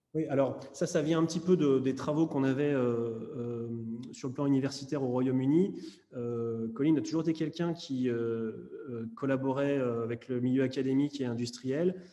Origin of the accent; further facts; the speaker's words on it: Lyon, Auvergne-Rhône-Alpes, France; moved away; je suis lyonnais d'origine